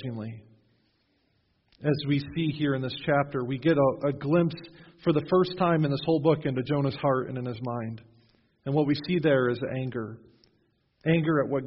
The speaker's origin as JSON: {"language": "English", "region": "Western New York", "country": "United States", "tie": "born or raised there", "moved": "yes", "lives_now": "New Knoxville, United States", "said": "When I was growing up in Western New York"}